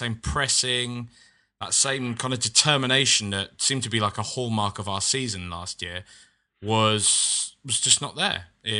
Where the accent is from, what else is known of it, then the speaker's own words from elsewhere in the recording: United Kingdom; I just mean that there's as a British person, when you're coming from a land where there's like heavily regulated tiny little bags of crisps or chips